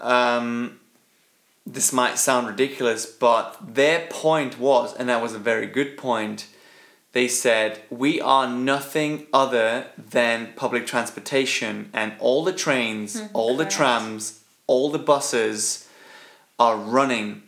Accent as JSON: {"language": "English", "country": "Switzerland", "tie": "born or raised there", "said": "born and bred in Switzerland, like myself"}